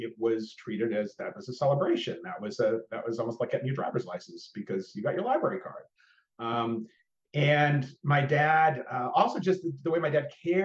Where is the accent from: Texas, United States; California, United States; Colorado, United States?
Texas, United States; outside of Austin; I grew up outside of Austin, just outside